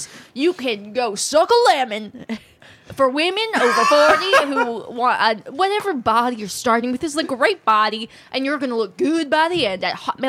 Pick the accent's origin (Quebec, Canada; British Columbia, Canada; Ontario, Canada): Ontario, Canada; Etobicoke; I'm from Etobicoke.